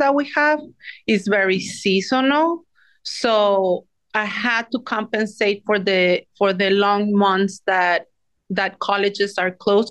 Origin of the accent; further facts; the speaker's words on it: Mexico City, Mexico; moved away as an adult; now in New York City, United States; I am originally from Mexico City. Came here when I was 18 years old to New York City